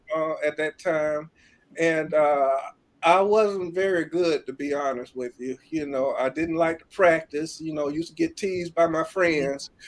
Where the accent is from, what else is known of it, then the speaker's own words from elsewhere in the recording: Birmingham, Alabama, United States; I was born and raised in Birmingham, Alabama